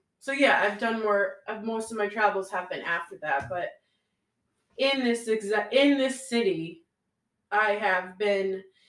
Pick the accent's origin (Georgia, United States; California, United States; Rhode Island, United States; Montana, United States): Rhode Island, United States; moved away as an adult; now in Virginia, United States; where I grew up in Rhode Island, there was not cultures other than mine